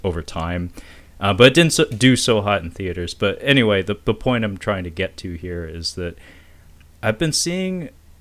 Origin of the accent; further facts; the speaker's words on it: Seattle, Washington, United States; I'm from Seattle